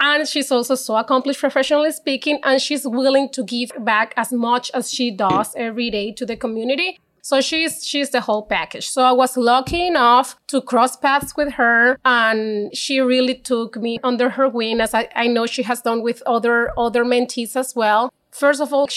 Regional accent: Maracaibo, Zulia, Venezuela; accent: Spanish; English is a second language; moved away as an adult; now in Canada; I'm not from Caracas. I'm from Maracaibo, a different town in Venezuela

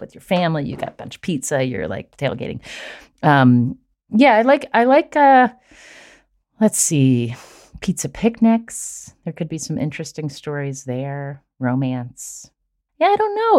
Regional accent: Charleston, West Virginia, United States; my hometown in Charleston

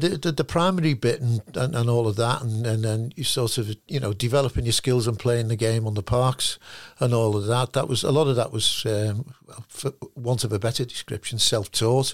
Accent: Liverpool, North West England, United Kingdom; moved away as an adult; also born or lived in Perth / Hong Kong; I was from Liverpool

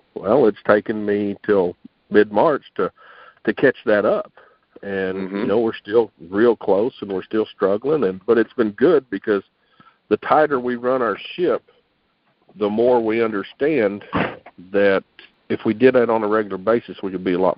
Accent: Texas, United States; I'm a Texan

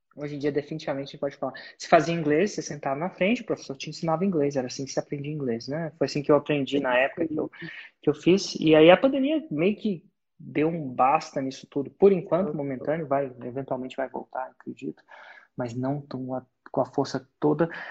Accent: Brazil

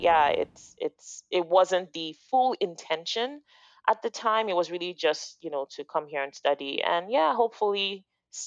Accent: Lagos, Nigeria; also born or lived in Toronto, Canada; now in Canada; I grew up in Lagos, Nigeria

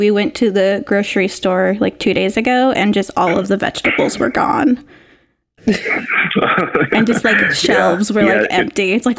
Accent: Oregon, United States; moved away as an adult; now in Seattle, United States; I grew up in Oregon, and then I've been in Seattle for about 8 years.

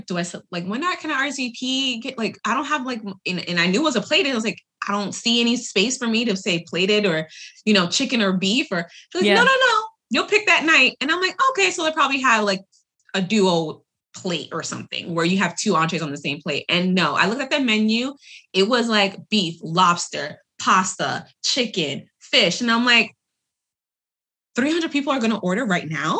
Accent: New York, United States; moved away; my hometown, because that's where I was born and raised

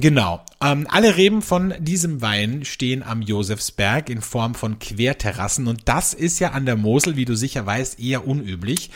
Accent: Austria; bei uns in Österreich

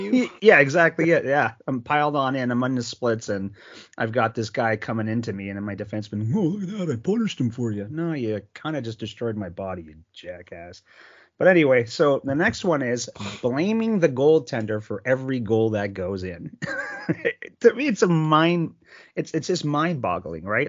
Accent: Sault Ste. Marie, Ontario, Canada; I grew up in Sault Ste. Marie, Ontario

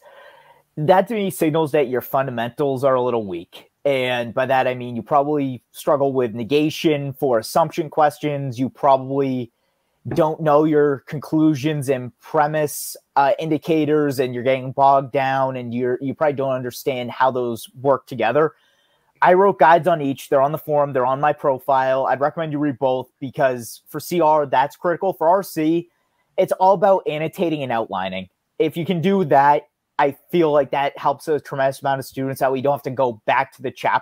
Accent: United States; I'm an American.

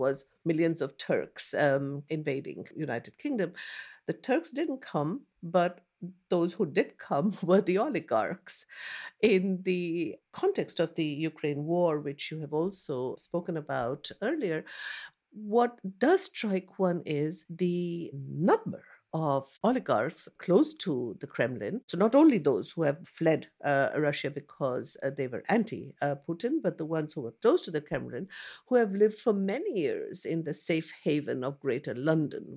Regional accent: India; I grew up in India, I grew up listening to the BBC radio

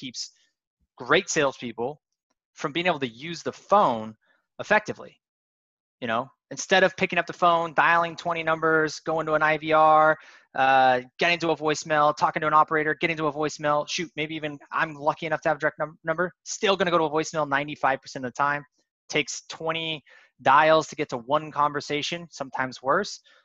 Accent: Spokane, Washington, United States; I grew up in Spokane, Washington, pretty poor area of Spokane

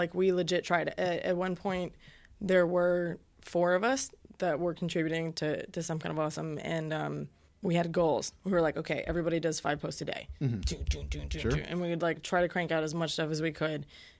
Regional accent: Florida, United States; I grew up in Central Florida, and there were bands like … and …

